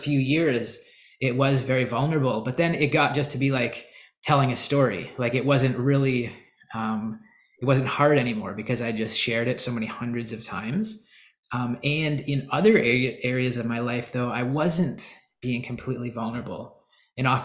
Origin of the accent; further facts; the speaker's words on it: Canada; I'm Canadian